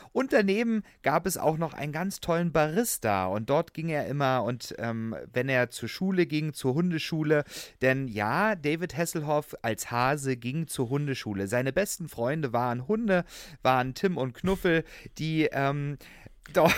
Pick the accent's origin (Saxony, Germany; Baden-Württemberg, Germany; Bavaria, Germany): Saxony, Germany; Hoyerswerda; accent: Saxon; ich komme ja aus Sachsen gebürtig, mhm. ja, auch wenn Hoyerswerda schon Rand Brandenburg ist, aber ich nehme mal den sächsischen mhm. Dialekt